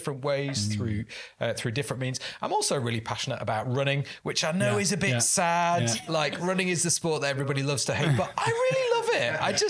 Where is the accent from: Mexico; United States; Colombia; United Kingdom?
United Kingdom; Blackpool, North West England; now in Birmingham, United Kingdom; originally, I was born and brought up in Blackpool, so not quite as exotic as Pakistan.